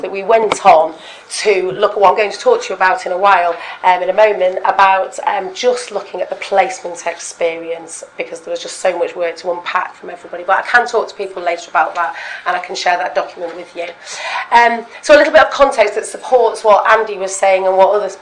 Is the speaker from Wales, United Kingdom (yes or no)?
no; Stockport, North West England, United Kingdom; moved away as an adult; also born or lived in London; I recently relocated back to my hometown, Stockport, Manchester